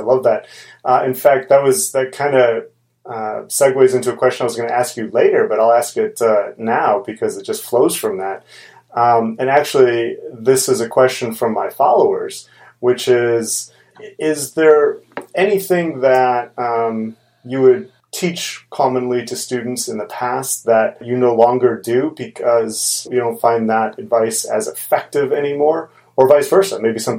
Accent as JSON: {"language": "English", "town": "Chicago", "region": "Illinois", "country": "United States", "said": "Originally from Chicago, and I still am in Chicago."}